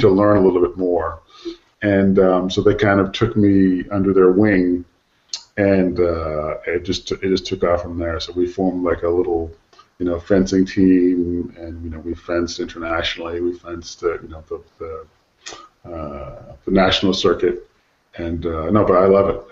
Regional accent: United States; moved away; as an American

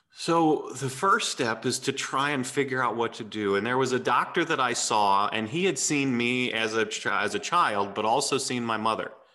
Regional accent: St. Louis, Missouri, United States; also born or lived in Texas / Nashville, Tennessee; when I was eight, we moved to St. Louis

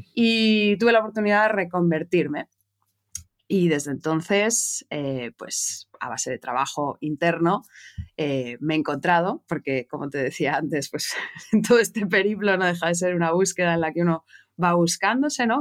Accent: Madrid, Community of Madrid, Spain; moved away as an adult; now in Barcelona, Spain; yo nací en Madrid, en España, de madre española, de padre francés

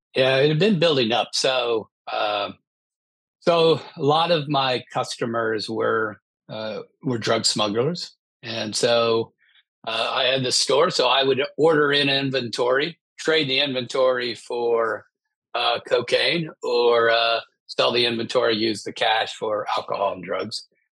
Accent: Midwest, United States; I grew up in the Midwest

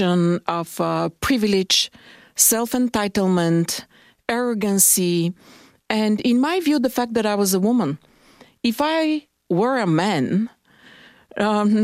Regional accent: Bulgaria; moved away as an adult; also born or lived in United States; now in Canada; I was born and raised in Bulgaria. But I'm educated in the United States, and I have been living in Canada for the last 15 years

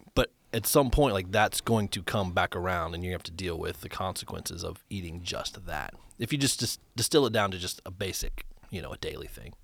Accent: Ohio, United States; moved away as an adult; now in Nashville, United States; I moved here from Ohio twelve years ago

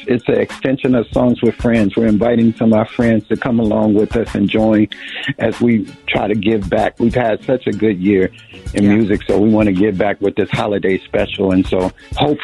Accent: East St. Louis, Illinois, United States; I'm from East St. Louis

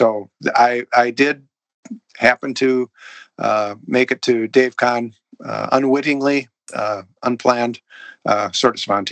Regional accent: St. Paul, Minnesota, United States; moved away; I grew up in St. Paul

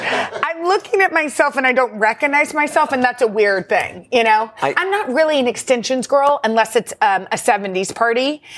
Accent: Texas, United States; moved away as an adult; now in New York, United States; I'm from Texas.

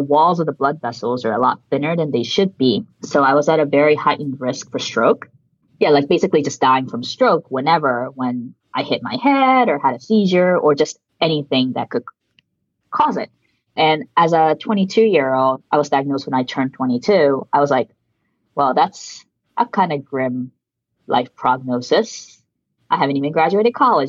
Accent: suburbs of Washington, D.C., District of Columbia, United States; first language Japanese; English is a second language; moved away as an adult; now in New York City, United States; I grew up in the suburbs of DC.

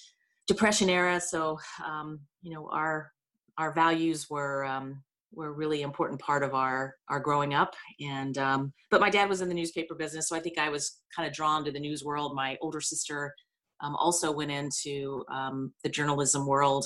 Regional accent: Ironton, Ohio, United States; I am from Ironton, Ohio

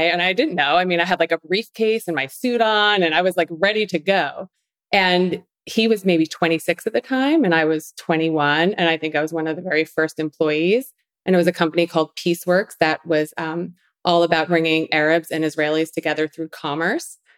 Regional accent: Long Island, New York, United States; accent: New York; So … was a little girl growing up in Long Island, New York. Kind of lost the accent a little bit.

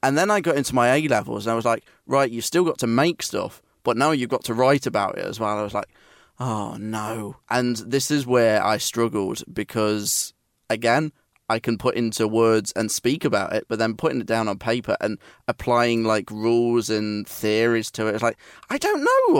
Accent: Nottingham, East Midlands, United Kingdom; It was Nottingham Trent University, so it was the university of my hometown

